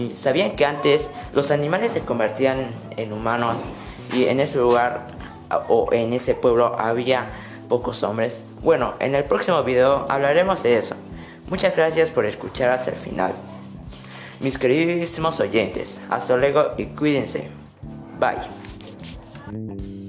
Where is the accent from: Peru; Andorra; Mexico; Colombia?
Peru; Moquegua; soy de Moquegua